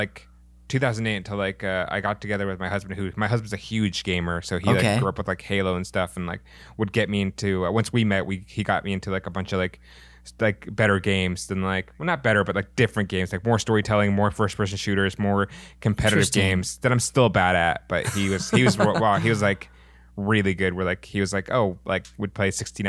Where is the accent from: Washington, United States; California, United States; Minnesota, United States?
Washington, United States; Issaquah; It was called Illusions. It was in Issaquah, Washington